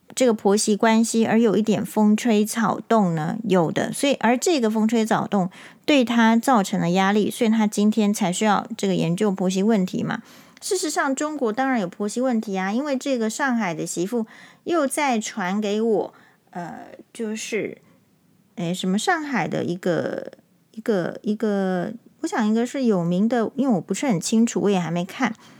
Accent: Taiwan; 身为台湾人

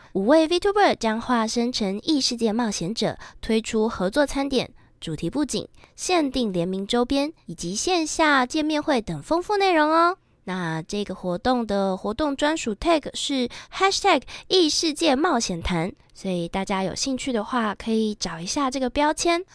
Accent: Japan; 作为一个日本人

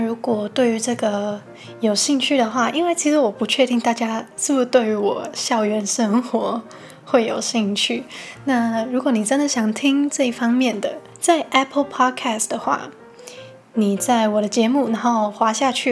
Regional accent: Hong Kong; now in Taiwan; 因为我是香港人嘛，然后原本呢也是计划在香港读大学。

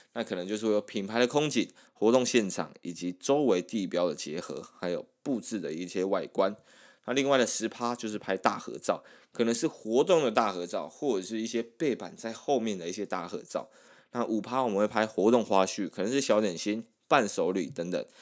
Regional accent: Taiwan; 我们台湾人还是算是比较害羞一点

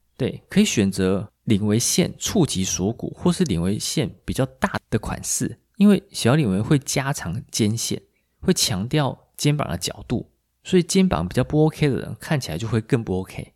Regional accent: Taiwan; 我们台湾人

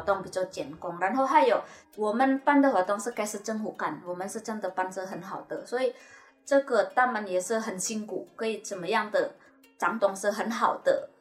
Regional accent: Indonesia; now in Taiwan; 我是印尼的

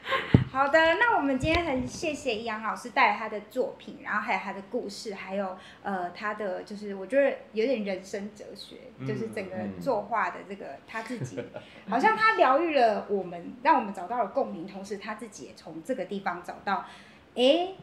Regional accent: Taiwan; 我觉得这个就是身为一个台湾人的义务啦

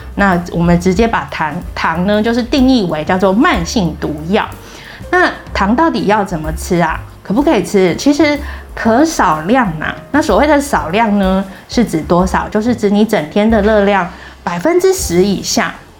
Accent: Taiwan; 我们台湾人的烹调习惯还是以熟食为主

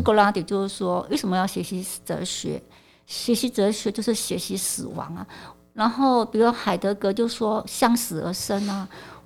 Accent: Malaysia; moved away as an adult; now in Taiwan; 我是来自马来西亚，就是我在我十八岁的时候，就是决定来台湾念书

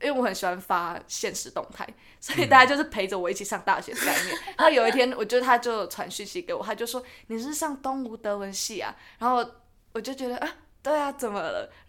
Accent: New Taipei, Taiwan; 因为我是我是新北人

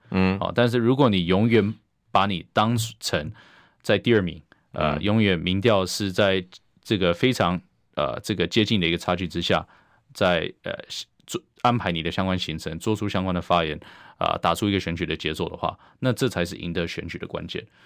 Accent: Taiwan; 我们台湾人民

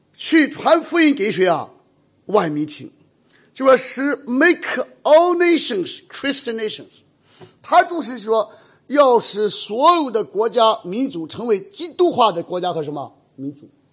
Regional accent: Shandong, China; moved away; 我们山东人

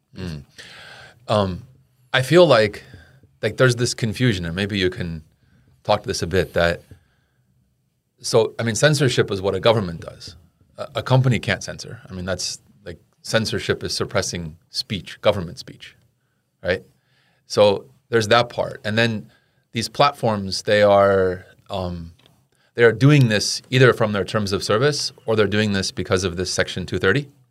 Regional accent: United States; as an American

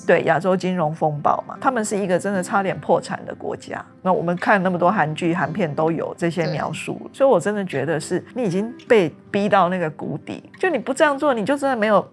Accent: Tainan, Taiwan; 因为我是台南人嘛

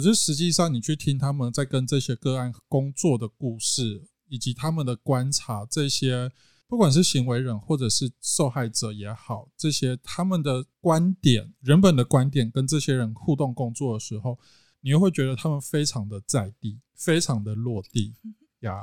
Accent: central Taiwan, Taiwan; also born or lived in Kaohsiung; 在回到中部之后，尤其这边又是我的出生地

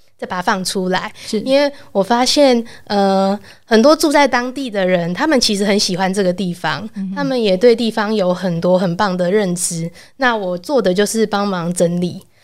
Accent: Taipei, Taiwan; 我小时候就住在长春路附近

